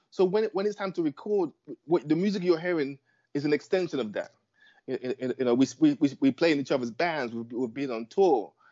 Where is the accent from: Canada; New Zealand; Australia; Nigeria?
Nigeria; Lagos; also born or lived in London, United Kingdom; now in New York, United States; You know, my first I was born in London, but my first memories were in Lagos, and then uh, London, and then and, the, and then New York, where, where I am now.